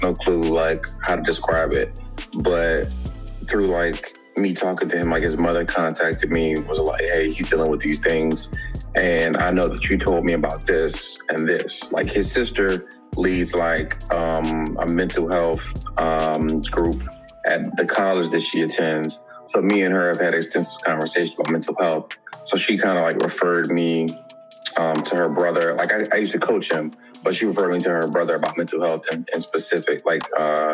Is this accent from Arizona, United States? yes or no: no; Capitol Heights, Maryland, United States; I'm from the DMV, from Capitol Heights, Maryland.